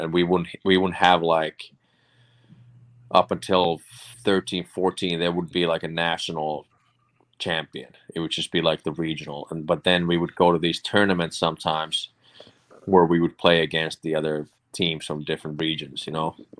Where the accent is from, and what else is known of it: Finland; born or raised there; moved away; also born or lived in Boston